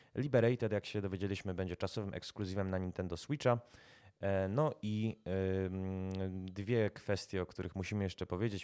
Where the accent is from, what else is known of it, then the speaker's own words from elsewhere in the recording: Kraków, Lesser Poland, Poland; sam jestem Krakus